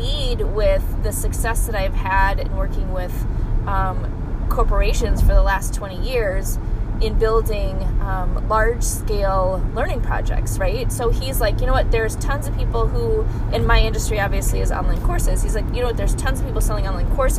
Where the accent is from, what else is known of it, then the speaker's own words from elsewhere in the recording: Midwest, United States; I'm from the Midwest.